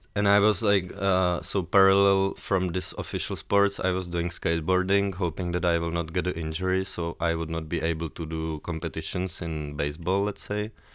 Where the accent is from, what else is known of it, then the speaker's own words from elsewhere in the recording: Prague, Czechia; I'm from Prague, born in Prague and based in Prague